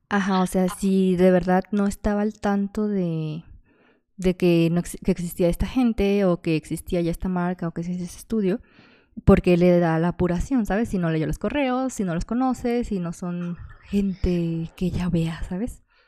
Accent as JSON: {"language": "Spanish", "town": "Guadalajara", "region": "Jalisco", "country": "Mexico", "said": "soy de Guadalajara"}